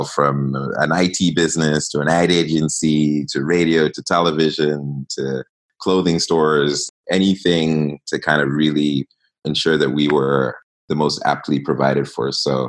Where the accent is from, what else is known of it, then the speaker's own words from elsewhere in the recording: Ghana; also born or lived in East Africa; So definitely a lot of pride in being Ghanaian.